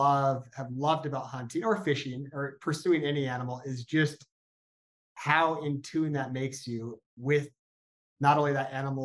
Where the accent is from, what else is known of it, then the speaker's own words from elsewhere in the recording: Northern California, United States; I grew up in Northern California